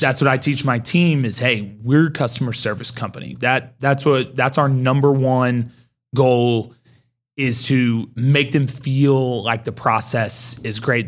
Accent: Mustang, Oklahoma, United States; I grew up in Mustang

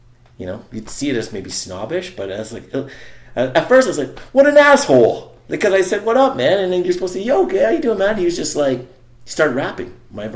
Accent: Winnipeg, Manitoba, Canada; we're from Winnipeg

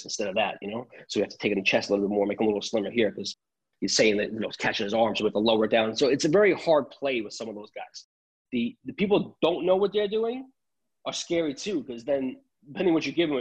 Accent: Long Island, New York, United States; first language Italian; English is a second language; I grew up in Long Island

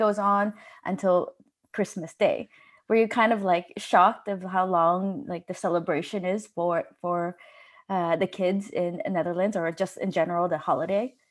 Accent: Los Angeles, California, United States; moved away as an adult; now in Denmark; I'm from Los Angeles

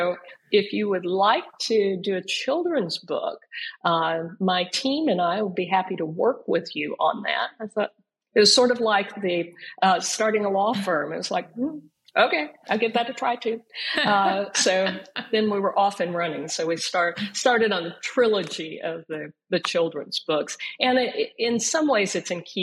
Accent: Frogville, Oklahoma, United States; I grew up in Frogville, Oklahoma

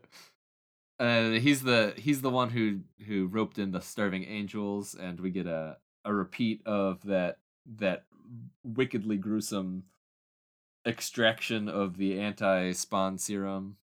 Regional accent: Oklahoma, United States; growing up in Oklahoma

